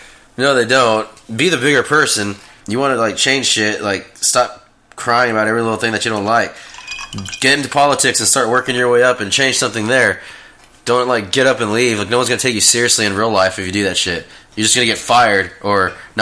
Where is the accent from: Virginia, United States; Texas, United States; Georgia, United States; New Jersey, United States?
Texas, United States; moved away; we're both from Texas.